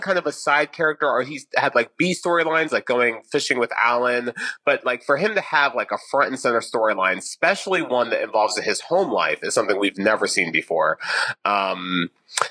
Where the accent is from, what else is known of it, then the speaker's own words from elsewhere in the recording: Orlando, Florida, United States; we're from Orlando, so we know a lot of people that work at the theme parks